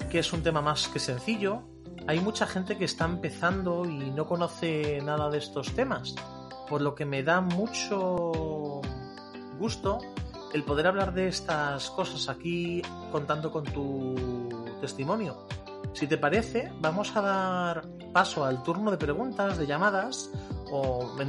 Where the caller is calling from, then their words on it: Valladolid, Castile and León, Spain; de Valladolid y tengo un par de agapornis.